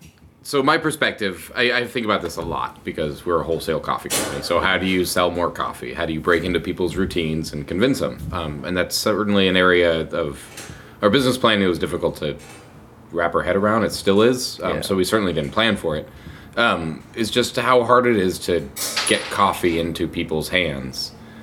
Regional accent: Colorado, United States; moved away as an adult; now in Seattle, United States; When I first moved to Seattle, I was from Colorado, and I moved to Seattle, and it was the first spring that I'd lived here

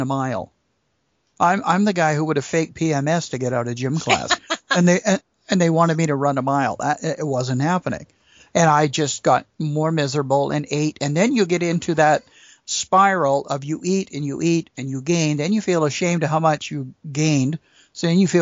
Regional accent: Lower Mainland, British Columbia, Canada; I was born and raised in the Lower Mainland of BC, and in 1968, my dad moved his business to a small town way up north

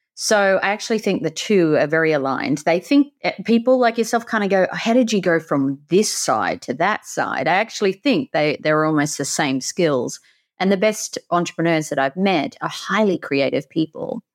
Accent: country near the Great Barrier Reef, Queensland, Australia; accent: Aussie; I grew up in the country around nature. I had the Great Barrier Reef at the front. You can tell I'm an Aussie

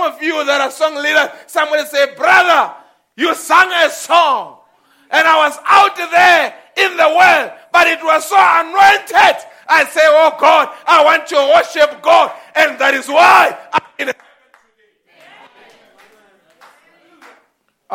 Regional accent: South Africa; we South Africans

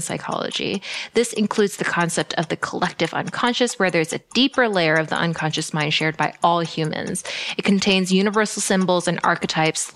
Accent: Canada; My parents immigrated to Canada

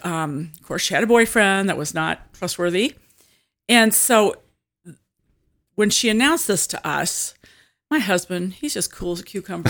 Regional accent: Washington, Illinois, United States; also born or lived in Germantown Hills, Illinois / Metamora, Illinois / Bushnell, Illinois; Peoria area. Actually, I grew up in Washington

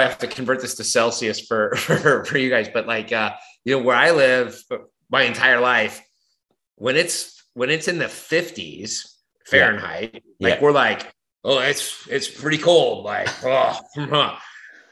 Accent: Southern California, United States; moved away as an adult; now in East Coast, United States; I grew up in Southern California, just a little south of Los Angeles, in a little beach community

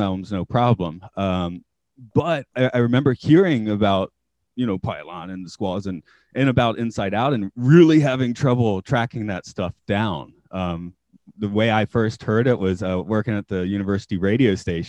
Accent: Doraville, Georgia, United States; I grew up in Doraville, you know, a suburb of Atlanta

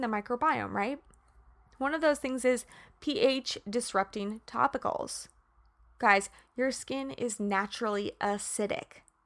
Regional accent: Kansas, United States; I'm from Kansas.

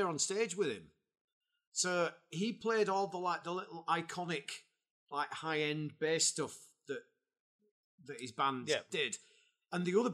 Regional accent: Bradford, Yorkshire and the Humber, United Kingdom; now in Huddersfield, United Kingdom; I'm from Bradford originally

